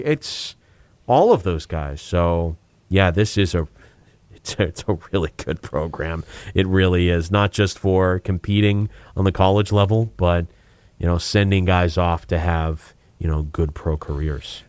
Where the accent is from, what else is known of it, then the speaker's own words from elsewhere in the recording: Plymouth, Massachusetts, United States; I'm from Plymouth, Mass.